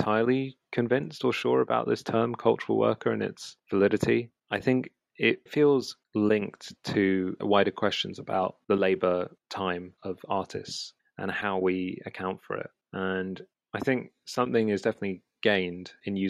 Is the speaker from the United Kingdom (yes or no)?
yes; London, United Kingdom; I grew up in West London, kind of in between Shepherd's Bush and Hammersmith